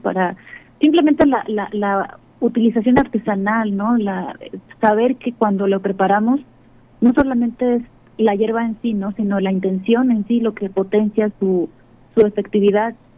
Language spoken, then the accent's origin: Spanish; Acapulco, Guerrero, Mexico; moved away; yo nací en Acapulco, me crié allá y allá me formé de muchas formas